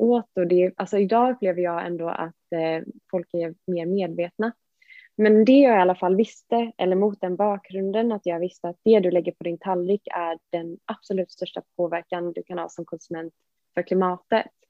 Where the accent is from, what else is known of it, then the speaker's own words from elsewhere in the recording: Gothenburg, Västra Götaland, Sweden; moved away as an adult; now in Stockholm, Sweden; jag är från Göteborg